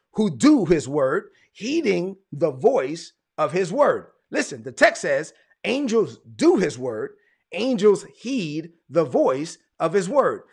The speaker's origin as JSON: {"language": "English", "town": "New York City", "region": "New York", "country": "United States", "moved": "yes", "said": "I'm from Brooklyn"}